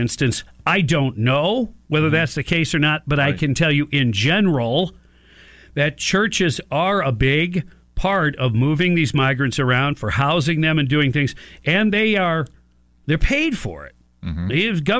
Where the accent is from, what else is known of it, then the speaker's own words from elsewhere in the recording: Michigan, United States; now in Florida, United States; I'm from Michigan.